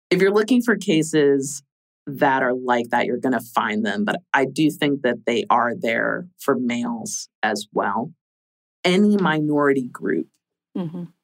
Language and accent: English; Florida, United States; I'm from Florida.